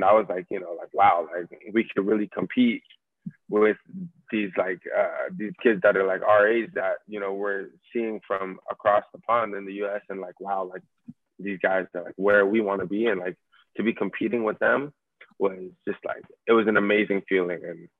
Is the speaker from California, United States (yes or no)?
yes; California, United States; now in England; Yeah, so I've never played in academy growing up in the States. So, you know, I just played club growing up all my life. And then when I came to England